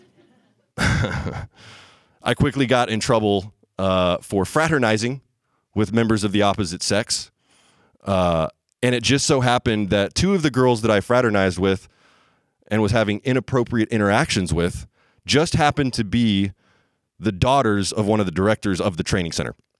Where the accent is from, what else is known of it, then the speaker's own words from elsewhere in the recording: the Bible Belt, United States; I grew up in the Bible Belt